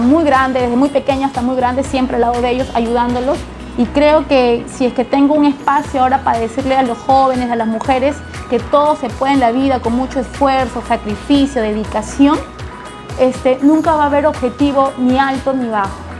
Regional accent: Lima, Peru; also born or lived in La Victoria, Lima / Santiago de Surco, Lima; yo nací en La Victoria, pero me crié entre Villa María del Triunfo

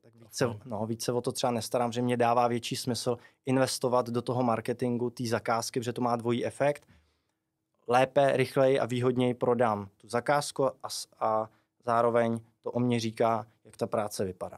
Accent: Chyšky, South Bohemian Region, Czechia; pocházím eh, z Chyšek u Milevska

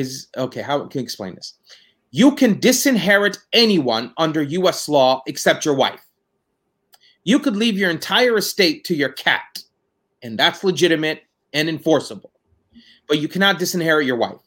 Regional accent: Palestine; moved away as an adult; now in United States; I was born in the United States, but when I was 6.5 years old, I returned back to Palestine. And I grew up in Palestine

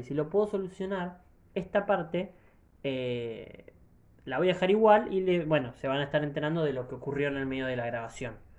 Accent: Argentina; soy argentino

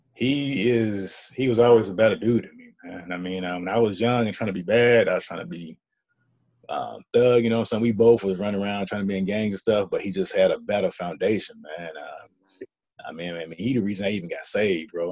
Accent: Birmingham, Alabama, United States; moved away as an adult; now in Atlanta, United States; my hometown of Birmingham

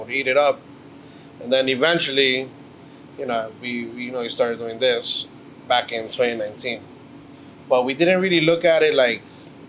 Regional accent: New York City, New York, United States; we're originally from Mexico, our parents. We're born and raised in New York. She's originally from Brooklyn. I'm from Queens.

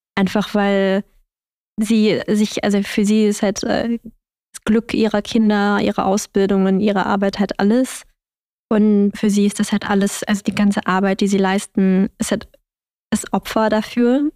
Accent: Germany; ich bin in Deutschland aufgewachsen

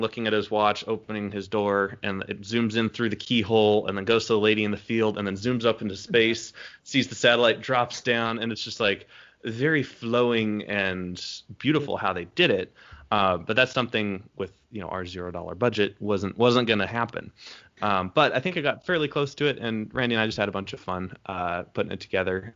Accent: United States; I'm a dumb American

